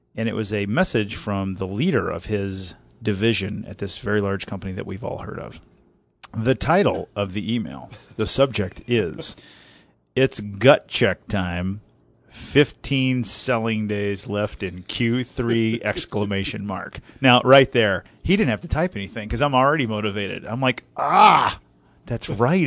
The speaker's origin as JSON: {"language": "English", "region": "Southern Indiana", "country": "United States", "said": "I'm from Southern Indiana."}